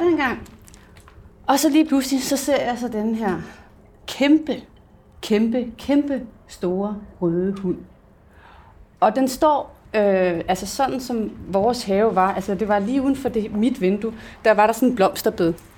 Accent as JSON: {"language": "Danish", "town": "Hillerød", "region": "Capital Region of Denmark", "country": "Denmark", "said": "jeg kommer og oprindeligt fra Hillerød, hvis der er nogen, der kan høre det i min accent"}